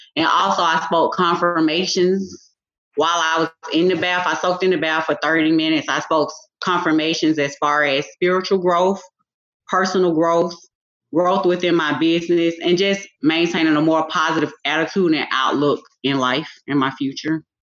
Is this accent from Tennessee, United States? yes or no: no; Decatur, Georgia, United States; also born or lived in Atlanta, Georgia; I was born in Atlanta, Georgia. I was raised and grew up in Decatur, Georgia